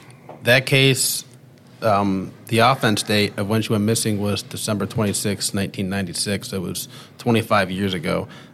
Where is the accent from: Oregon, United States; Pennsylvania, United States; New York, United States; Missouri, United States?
Pennsylvania, United States; Warren; moved away as an adult; I grew up in a small town in Pennsylvania called Warren, Pennsylvania.